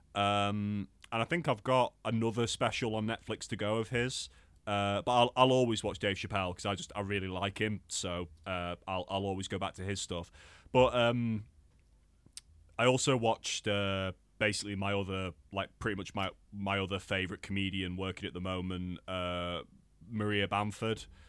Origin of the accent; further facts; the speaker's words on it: Crewe, North West England, United Kingdom; it's like my lo, my hometown's venue